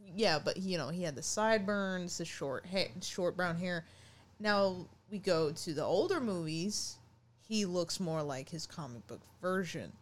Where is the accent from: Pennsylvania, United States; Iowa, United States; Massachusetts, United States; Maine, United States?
Maine, United States; I'm from Maine here